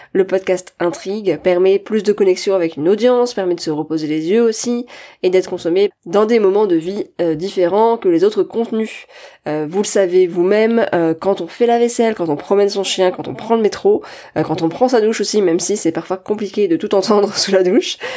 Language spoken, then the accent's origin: French; France; accent: French; avec mon super accent français